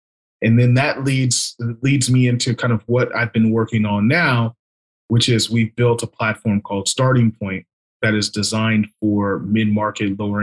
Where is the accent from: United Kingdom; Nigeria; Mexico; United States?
United States; California; I'm born and raised in California. Always lived in California for the most part